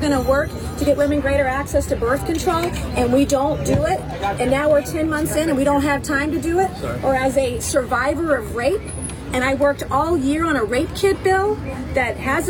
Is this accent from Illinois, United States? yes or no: no; South Carolina, United States; I come from South Carolina